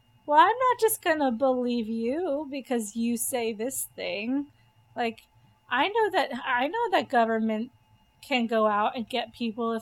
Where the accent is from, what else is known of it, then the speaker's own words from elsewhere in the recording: Southern California, United States; I was from Southern California